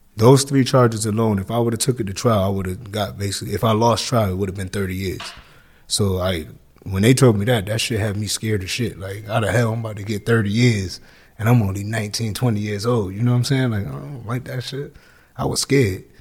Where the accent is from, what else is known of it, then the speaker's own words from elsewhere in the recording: Hartford, Connecticut, United States; also born or lived in New Jersey; I was born in New Jersey, and I was raised in Hartford, Connecticut